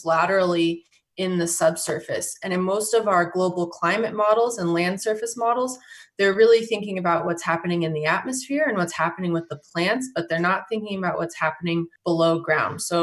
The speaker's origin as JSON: {"language": "English", "region": "Colorado", "country": "United States", "tie": "born or raised there", "said": "I grew up in Colorado and I grew up on a farm"}